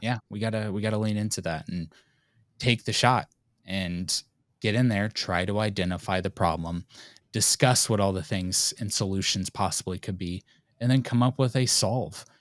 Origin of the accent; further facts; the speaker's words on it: United States; we're American